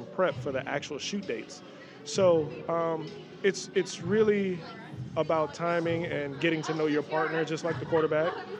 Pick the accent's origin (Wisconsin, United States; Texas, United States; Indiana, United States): Texas, United States; Dallas; also born or lived in New York; I grew up in Dallas, Texas, and by way of New York